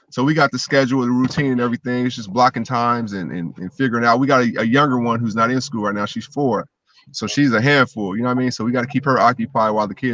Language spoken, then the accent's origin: English; Seattle, Washington, United States; also born or lived in Los Angeles; So I was I was born in Seattle. I went to live in LA fourth and fifth grade. I came back to Seattle till eighth grade.